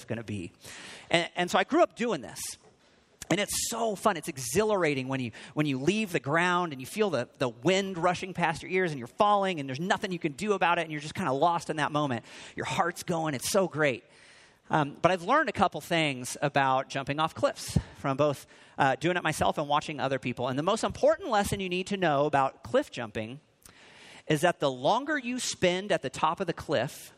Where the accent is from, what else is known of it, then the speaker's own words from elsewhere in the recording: Missouri, United States; moved away; I grew up just a couple of states away from here in Missouri